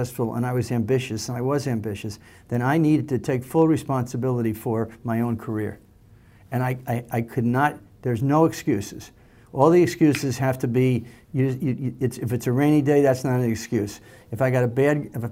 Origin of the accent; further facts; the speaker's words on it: Long Island, New York, United States; I grew up in the New York area on Long Island